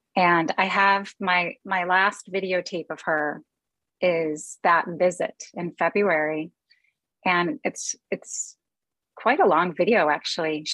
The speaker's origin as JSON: {"language": "English", "town": "Chicago", "region": "Illinois", "country": "United States", "tie": "born or raised there", "also_born_or_lived": "California", "moved": "as an adult", "lives_now": "Minneapolis, United States", "said": "We were born in California, and then our parents separated and eventually divorced, and we grew up in Chicago"}